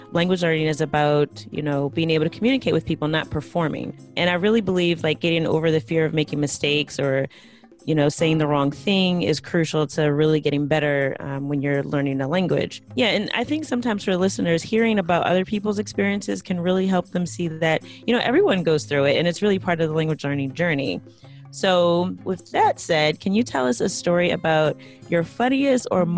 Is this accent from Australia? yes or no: no; United States; I'm from the U.S.